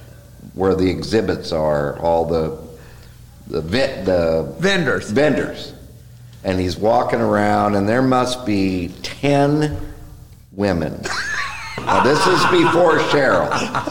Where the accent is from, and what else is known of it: Kirkland, Washington, United States; born or raised there; moved away as an adult; now in Texas, United States